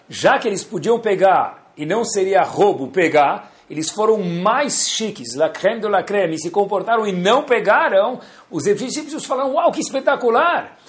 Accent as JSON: {"language": "Portuguese", "country": "Brazil", "said": "nós somos brasileiros"}